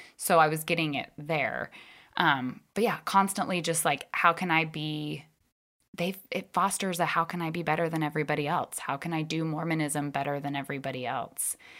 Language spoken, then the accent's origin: English; Northern Virginia, United States; I grew up in Northern Virginia